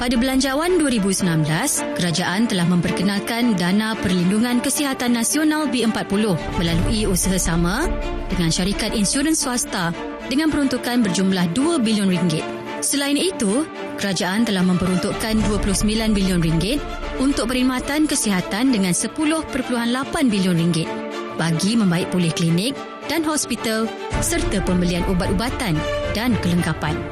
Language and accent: Malay; Kuala Lumpur, Malaysia; Saya berasal daripada Kuala Lumpur